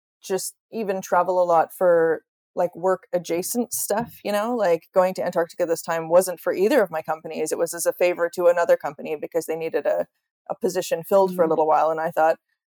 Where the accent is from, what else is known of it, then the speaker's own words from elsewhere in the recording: Canada; now in Sweden; I live in the middle of the Swedish countryside, which is kind of random because I'm Canadian